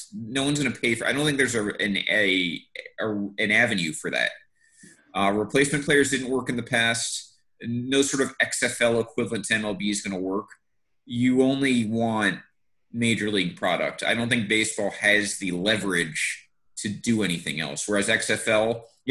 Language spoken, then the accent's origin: English; Northeast, United States; also born or lived in the South (US); now in the South, United States; that was the biggest problem growing up in the North